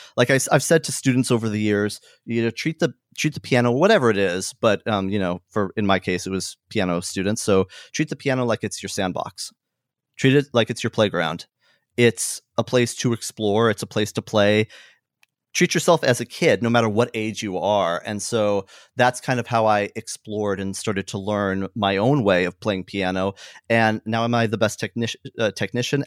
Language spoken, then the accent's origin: English; Hemet, California, United States; I grew up in a town called Hemet. Uh, it's a it's a smaller town in Southern California